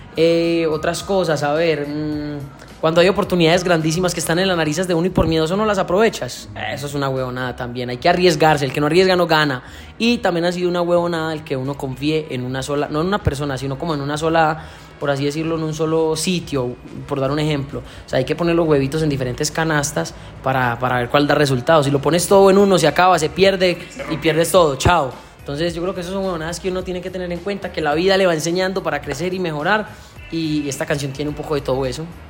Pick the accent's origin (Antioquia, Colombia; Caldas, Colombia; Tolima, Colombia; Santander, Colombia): Antioquia, Colombia; Santo Domingo; moved away as an adult; now in Valle del Cauca, Colombia; Vengo de un pueblo de Medellín, Antioquia, del cual me siento súper orgulloso, Santo Domingo, Antioquia. Mi familia está allá. Salí del pueblo en busca de mis sueños.